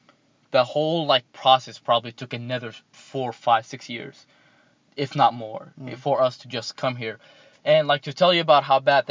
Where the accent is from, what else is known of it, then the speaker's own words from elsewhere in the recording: Jordan; moved away; also born or lived in Iraq; Grew up in Jordan most of my life